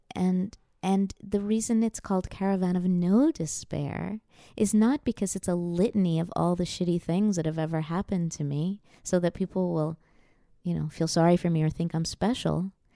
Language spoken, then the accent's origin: English; New York, United States; I'm a Jew from New York, or at least that's, you know, my parents are, and I was born in New York